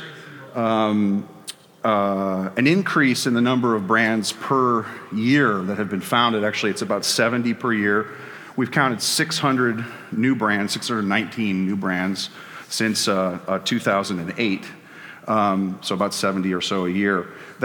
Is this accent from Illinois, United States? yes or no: yes; Chicago, Illinois, United States; my hometown of Chicago